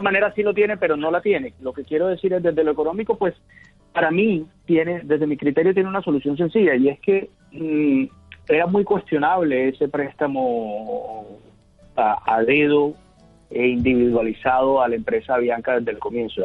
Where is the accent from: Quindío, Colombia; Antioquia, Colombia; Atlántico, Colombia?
Atlántico, Colombia; Barranquilla; como barranquillero la quiero mucho porque es una aerolínea que nace en esta ciudad